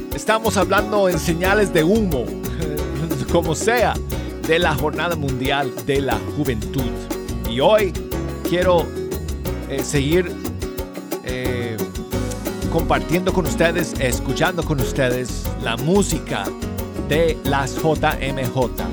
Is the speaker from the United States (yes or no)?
yes; Denver, Colorado, United States; Denver, Colorado, mi ciudad natal